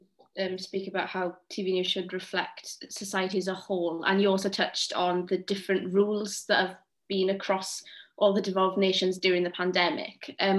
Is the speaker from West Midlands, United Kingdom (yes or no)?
no; Wales, United Kingdom; as a Welsh person.